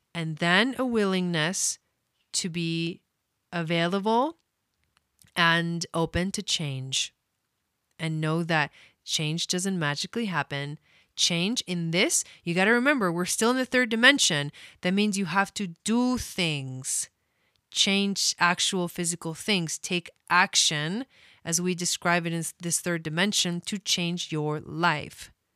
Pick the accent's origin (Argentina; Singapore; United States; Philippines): Argentina; I'm from Argentina